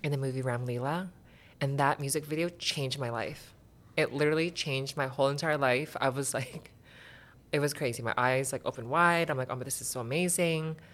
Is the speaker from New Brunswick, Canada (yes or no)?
no; Surrey, British Columbia, Canada; I grew up in Surrey